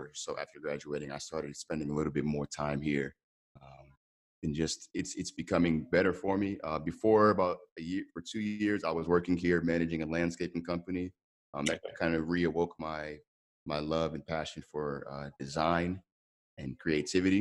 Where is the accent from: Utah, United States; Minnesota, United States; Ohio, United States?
Ohio, United States; Columbus; moved away as an adult; now in Lagos, Nigeria; I grew up in Columbus, Ohio, to two Nigerian parents